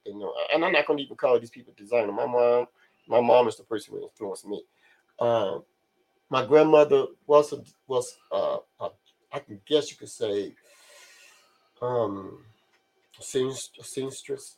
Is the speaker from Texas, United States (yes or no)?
no; Carson, California, United States; also born or lived in 81st Street, Los Angeles; I grew up in Carson